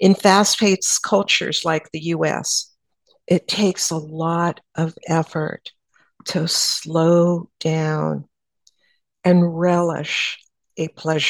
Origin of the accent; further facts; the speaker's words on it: San Antonio, Texas, United States; "Where are you from?" And I said, "San Antonio."